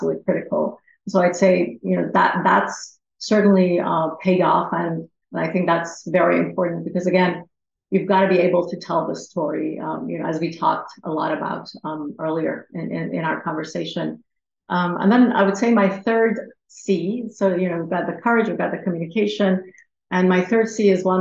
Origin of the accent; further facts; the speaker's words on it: Iran; moved away; I was from Iran.